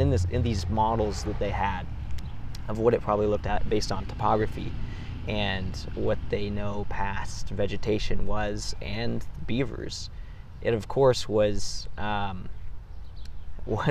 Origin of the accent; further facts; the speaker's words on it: Willamette Valley, Oregon, United States; I'm from the Willamette Valley, of course, and I'm going to school at Oregon State